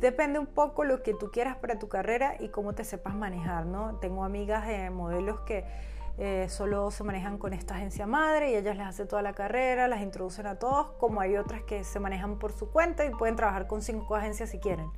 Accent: Venezuela; now in Spain; yo como venezolana

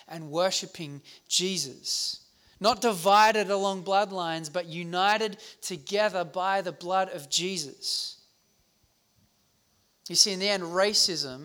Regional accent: South Africa; now in Australia; I grew up in South Africa during the height of the apartheid movement of racial segregation

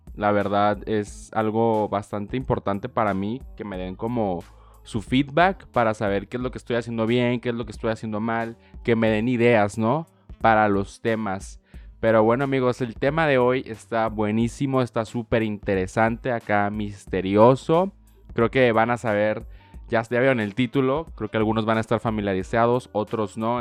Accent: Tijuana, Baja California, Mexico; yo soy mexicano 100%, nací aquí en Tijuana pero pues toda mi vida he tenido una visa para cruzar

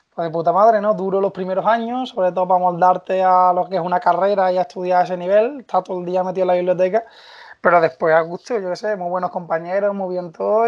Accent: Seville, Andalusia, Spain; yo soy de Sevilla

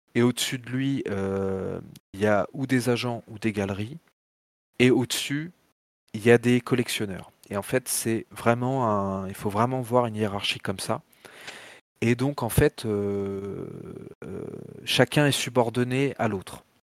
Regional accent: Tours, Centre-Val de Loire, France; moved away; also born or lived in Paris; très tôt, mes parents sont partis en province, vers Tours. Et donc, j'ai un peu grandi euh, comme ça dans un environnement de province.

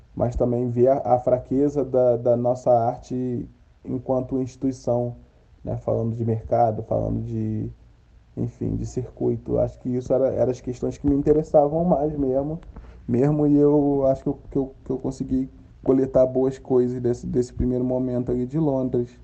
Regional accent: Brazil; also born or lived in London; esse cenário que a gente está vivendo aqui é o cenário onde eu, onde eu cresci, onde eu nasci, cresci e vivo até hoje

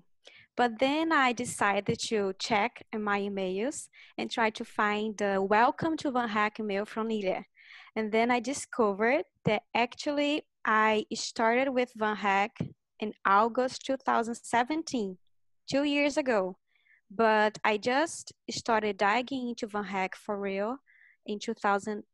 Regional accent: Brazil; moved away as an adult; now in Toronto, Canada; I'm from Brazil, mm-hmm. and I'm currently living in Toronto, Canada.

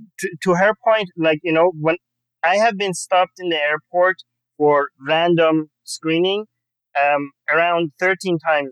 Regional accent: Iran; born or raised there; moved away; also born or lived in Canada

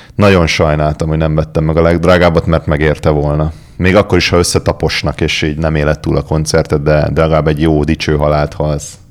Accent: Budapest, Hungary; ugye én a nyolcadik kerületben nőttem fel

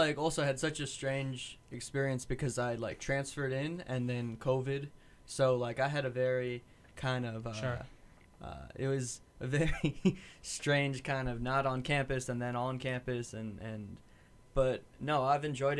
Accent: New York City, New York, United States; growing up in New York City, it was a pretty isolating, like very rural sort of environment.

